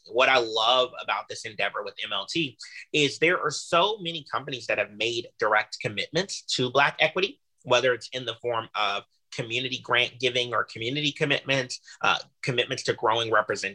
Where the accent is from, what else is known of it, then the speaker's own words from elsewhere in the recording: Houston, Texas, United States; I was raised by a single parent, by my mother, in Houston, Texas